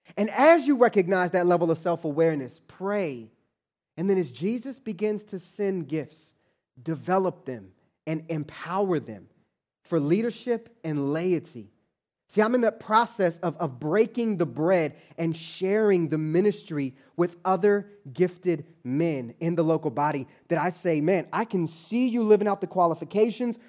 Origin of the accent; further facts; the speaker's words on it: Kansas City, Kansas, United States; moved away as an adult; also born or lived in Atlanta, Georgia; now in Los Angeles, United States; born and raised in Kansas City, grew up in Wyandotte County